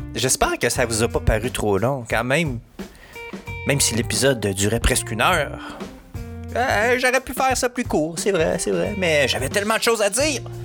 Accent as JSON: {"language": "French", "town": "Montreal", "region": "Quebec", "country": "Canada", "said": "je suis pas du coin, je viens de Montréal."}